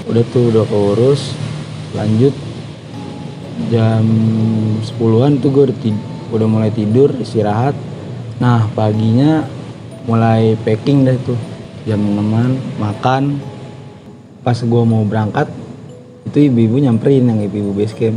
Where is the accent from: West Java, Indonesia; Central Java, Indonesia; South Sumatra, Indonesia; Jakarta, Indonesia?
West Java, Indonesia; Cikarang; Gue kan dari Cikarang emang.